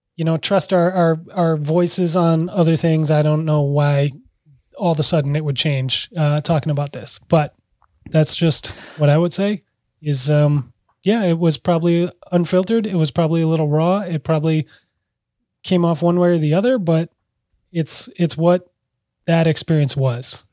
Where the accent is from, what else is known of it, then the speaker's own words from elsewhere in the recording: Minneapolis, Minnesota, United States; this is my hometown, you know, my parents are mere blocks away from huge fires